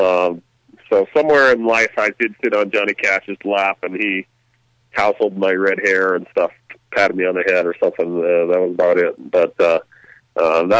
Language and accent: English; New Hampshire, United States; also born or lived in Barre, Vermont; Most of my life was lived in the great state of New Hampshire, Keene, Hanover, Enfield, Concord